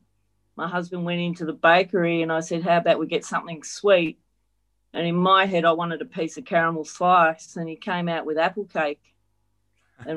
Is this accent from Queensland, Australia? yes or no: no; northern Victoria, Australia; I grew up on our family. Farm is still operational here in northern Victoria